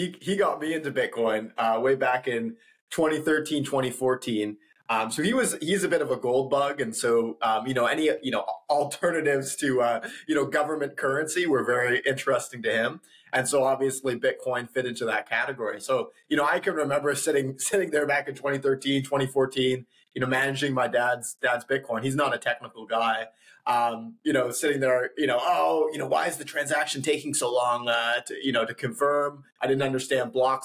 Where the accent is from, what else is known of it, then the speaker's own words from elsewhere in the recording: West Coast of Canada, British Columbia, Canada; I'm originally from the West Coast of Canada, so BC